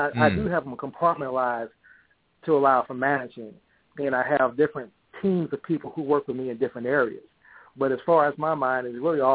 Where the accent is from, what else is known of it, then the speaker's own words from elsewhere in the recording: St. Louis, Missouri, United States; I grew up in St. Louis